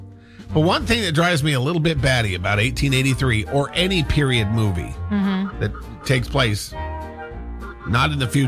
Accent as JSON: {"language": "English", "region": "Montana", "country": "United States", "tie": "born or raised there", "also_born_or_lived": "Washington", "said": "we grew up in Washington, I'm from Washington, but I kind of grew up in Montana. My family moved to Montana when I was early."}